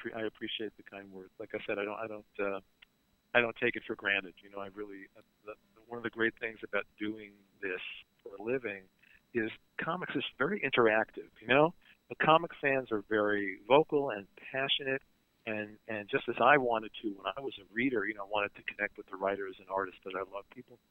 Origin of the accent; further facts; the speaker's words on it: Brooklyn, New York, United States; You know, I'm from Brooklyn.